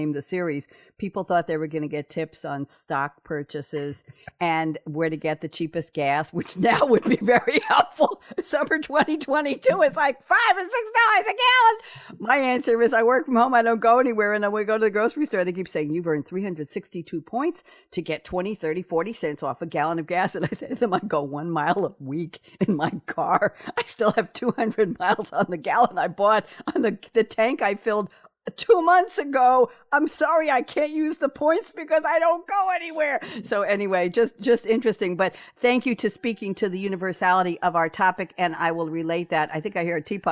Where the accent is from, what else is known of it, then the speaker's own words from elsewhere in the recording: New York City, New York, United States; I'm a New Yorker, born and bred